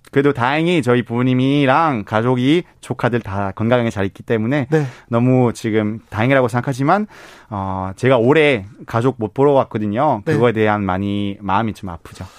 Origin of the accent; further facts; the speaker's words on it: Belgium; Korean is a second language; now in South Korea; 저는 벨기에 사람이다